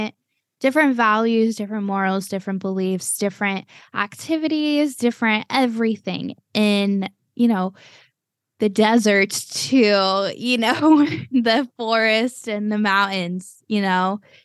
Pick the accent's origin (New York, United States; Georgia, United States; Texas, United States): Texas, United States; also born or lived in Cleveland, United States / Florida, United States; I was born and raised in Cleveland for 9 years. And then my more formative years were spent in Texas. And then me, you know, throughout all of my teenage years, I was in Florida.